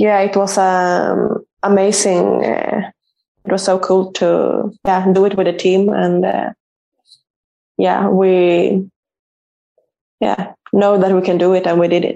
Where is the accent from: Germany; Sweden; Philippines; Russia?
Sweden; Uppsala, Uppsala County; moved away as an adult; moved back to my hometown uh, and played for Uppsala